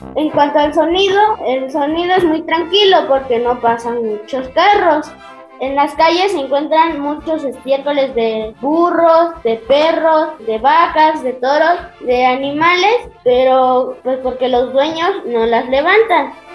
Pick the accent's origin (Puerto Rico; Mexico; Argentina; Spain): Mexico; Santos Degollado; Este es mi pueblo, Santos